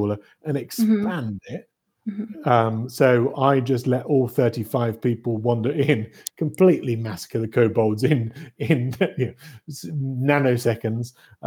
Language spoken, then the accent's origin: English; Norfolk, East of England, United Kingdom; moved away as an adult; now in British Columbia, Canada; I grew up in the UK, grew up in Norfolk, which for international listeners is the little bump that's closest to Scandinavia